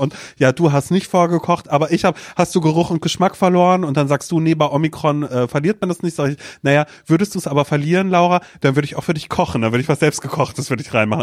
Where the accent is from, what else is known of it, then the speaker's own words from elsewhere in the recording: Mecklenburg-Vorpommern, Germany; moved away; also born or lived in Demmin, Vorpommern; ich bin auch in Mecklenburg quasi groß geworden